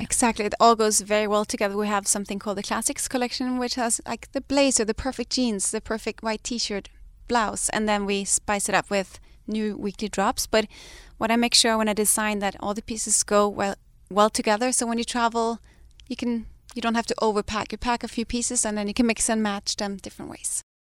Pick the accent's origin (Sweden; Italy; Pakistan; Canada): Sweden; moved away as an adult; also born or lived in Denmark; now in Los Angeles, United States; I'm Danish, but I grew up in Sweden